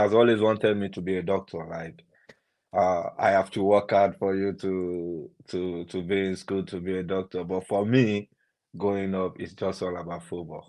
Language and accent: English; Ilorin, Kwara, Nigeria; now in Nottingham, United Kingdom; I grew up in Ilorin